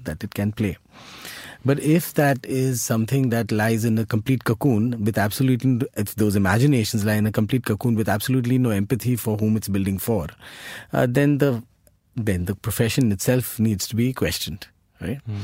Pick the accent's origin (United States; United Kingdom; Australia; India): India; our identities as Indian citizens are shaped